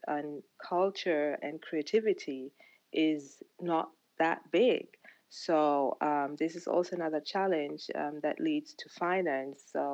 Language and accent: English; Uganda; where I'm from, I'm originally from Uganda